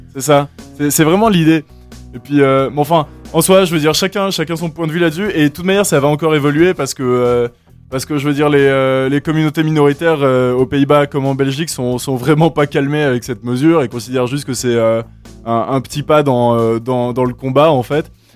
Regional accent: Madagascar; moved away as an adult; now in Switzerland; j'ai grandi à Madagascar.

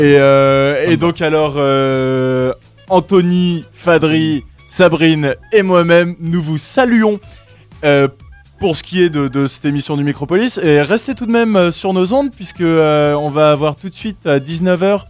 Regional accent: Madagascar; moved away as an adult; now in Switzerland; j'ai grandi à Madagascar.

